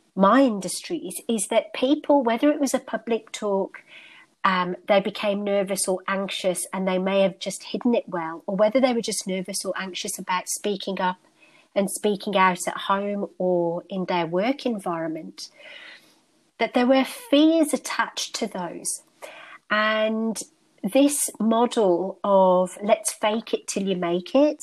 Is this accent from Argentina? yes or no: no; United Kingdom; born and bred in the United Kingdom, and my ancestry is North Indian